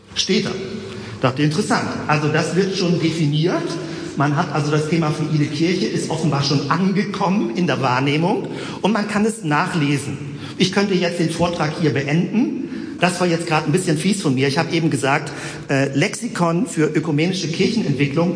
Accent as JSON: {"language": "German", "region": "Hamburg", "country": "Germany", "moved": "yes", "lives_now": "Bremen, Germany", "said": "Ich bin eigentlich Hamburger"}